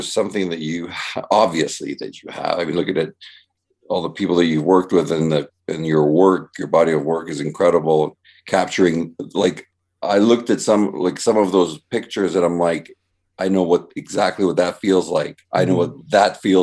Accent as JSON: {"language": "English", "country": "Canada", "said": "I'm from Canada"}